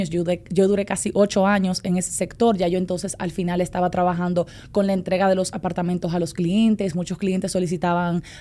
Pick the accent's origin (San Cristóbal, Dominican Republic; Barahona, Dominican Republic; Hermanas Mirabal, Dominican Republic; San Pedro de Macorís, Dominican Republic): San Pedro de Macorís, Dominican Republic; moved away as an adult; now in Santo Domingo, Dominican Republic; yo soy de San Pedro de Macorís, entonces yo vine a estudiar en el 2011 aproximadamente.